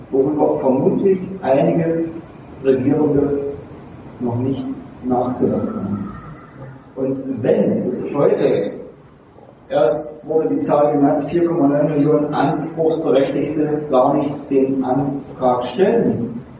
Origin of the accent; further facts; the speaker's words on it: Germany; begreifen wir uns doch in erster Linie nicht nur als Deutsche, sondern auch als Europäer.